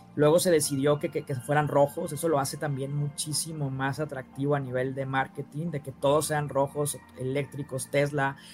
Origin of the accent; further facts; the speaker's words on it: Sonora, Mexico; yo soy de Sonora